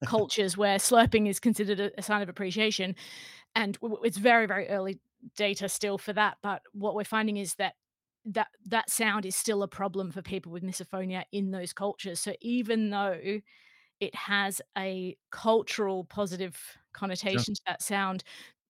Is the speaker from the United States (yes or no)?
no; Australia; now in England, United Kingdom; I'm actually Australian by background, by birth. I grew up in Australia.